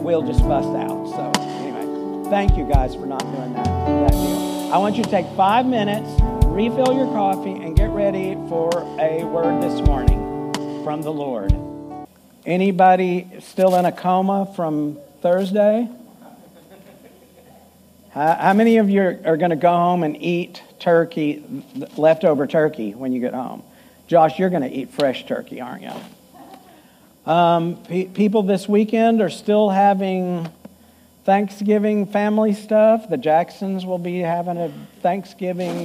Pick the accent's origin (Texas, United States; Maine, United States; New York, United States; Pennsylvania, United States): Texas, United States; Growing up in Texas